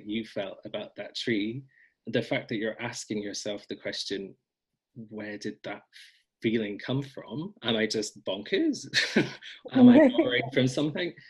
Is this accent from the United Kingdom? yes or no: yes; Scotland, United Kingdom; a Scottish person